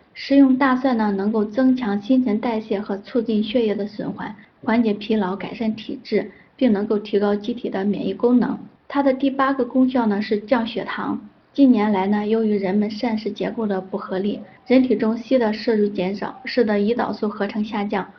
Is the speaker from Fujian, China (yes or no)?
no; Henan, China; also born or lived in Zhengzhou; 我们河南人